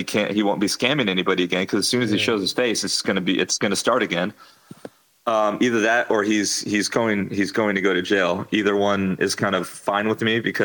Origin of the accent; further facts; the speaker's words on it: California, United States; moved away as an adult; now in Dubai, United Arab Emirates; I'm from California